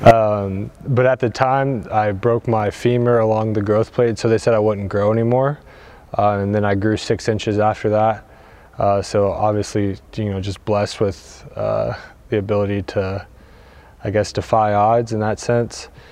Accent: Louisville, Kentucky, United States; moved away as an adult; now in Portugal; I'm from Louisville, Kentucky uh, in the States

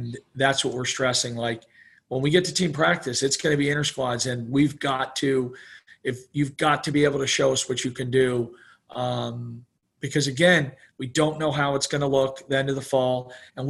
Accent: Florida, United States; also born or lived in New York; we moved to Florida from New York right as Disney kind of got going

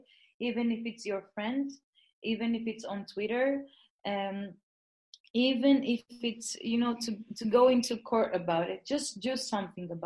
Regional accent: Greece; now in Germany; I was born in Greece, and you know, I was born and raised in Greece.

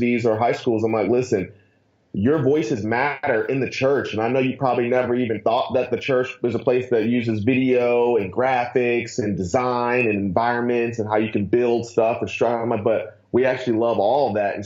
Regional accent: Akron, Ohio, United States; now in Atlanta, United States; I'm born and raised in Ohio, so that means the world to me. I was born in Akron, moved down to Atlanta

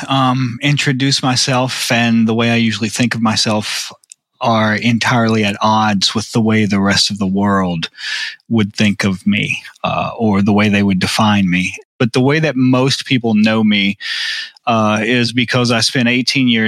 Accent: Arkansas, United States; also born or lived in Texas / Tennessee / Mississippi / Louisiana; I was born in Arkansas, but I grew up all throughout the South: uh, Arkansas, Texas, Tennessee, Mississippi, Louisiana.

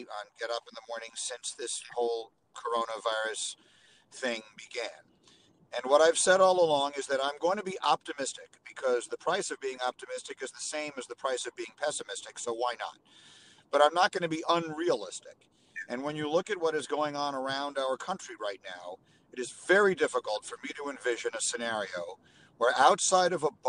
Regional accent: New York, United States; moved away as an adult; also born or lived in Chicago; I grew up in New York

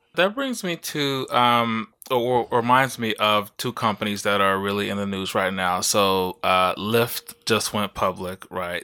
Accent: Mississippi, United States; I grew up in Mississippi

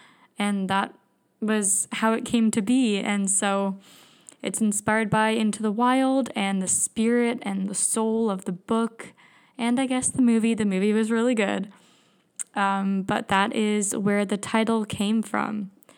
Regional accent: Brampton, Ontario, Canada; also born or lived in British Columbia; So I grew up in Brampton. And I knew I had to get out.

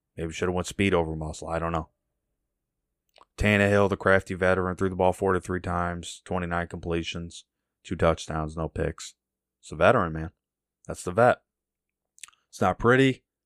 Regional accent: United States

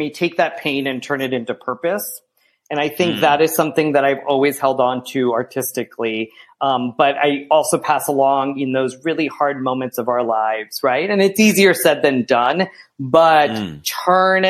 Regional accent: United States; accent: American; they recognize me as an American

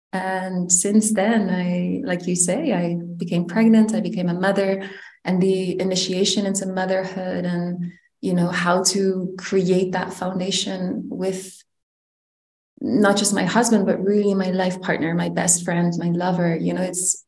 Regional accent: Netherlands; I am originally from the Netherlands, but I was raised in multiple countries, which is why the way I navigate in life, or let's say my cultural inheritance is quite mixed.

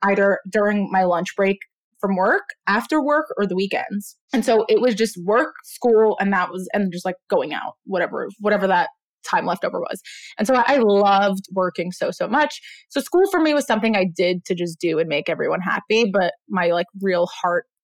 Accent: New York City, New York, United States; also born or lived in Israel; I was born in Israel. I moved to Brooklyn when I was 3. Grew up in a really just like melting pot of culture, part of Brooklyn, South Brooklyn

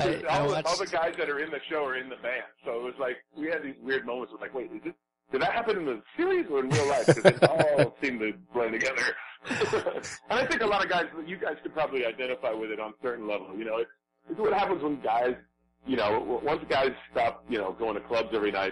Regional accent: Noblesville, Indiana, United States; when I was born in Noblesville, Indiana, I set the record. I was like 11 pounds when I was born, and like 24 inches, and yeah

